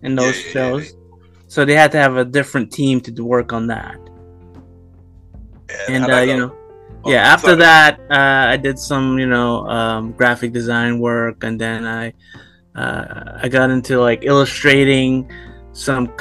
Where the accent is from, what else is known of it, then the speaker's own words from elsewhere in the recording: New York City, New York, United States; I grew up in Brooklyn